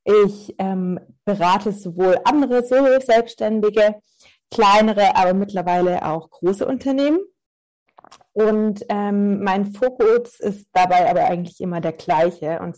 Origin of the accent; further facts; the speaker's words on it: Stuttgart, Baden-Württemberg, Germany; now in Munich, Germany; Ich bin ganz ursprünglich aus Stuttgart und lebe aber nach ein paar weiteren Stationen im In- und Ausland ähm, seit sieben Jahren nur in München.